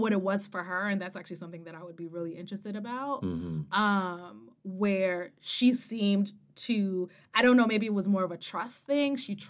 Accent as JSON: {"language": "English", "town": "Yonkers", "region": "New York", "country": "United States", "tie": "born or raised there", "said": "I grew up in Yonkers, New York. It's very Black."}